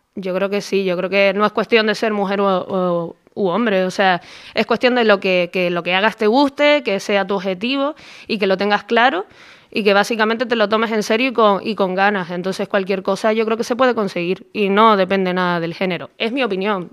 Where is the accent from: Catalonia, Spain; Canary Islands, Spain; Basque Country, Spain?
Canary Islands, Spain; Tenerife; yo soy de Tenerife y allí en aquel momento pues la, carrera de periodismo no estaba.